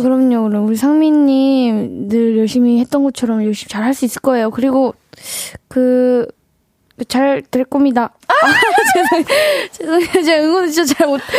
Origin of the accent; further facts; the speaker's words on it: Yangpyeong, Gyeonggi Province, South Korea; moved away; 본가가 양평이어가지고